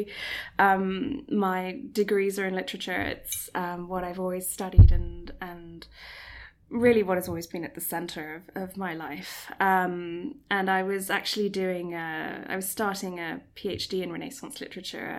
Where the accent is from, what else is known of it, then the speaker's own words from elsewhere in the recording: Singapore; moved away; I was born and raised in Singapore